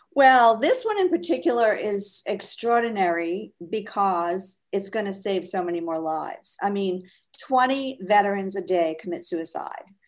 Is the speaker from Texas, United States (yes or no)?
no; Fall River, Massachusetts, United States; also born or lived in Amherst, Massachusetts / Springfield, Massachusetts / Marblehead, Massachusetts / Boston; I grew up in Fall River, Mass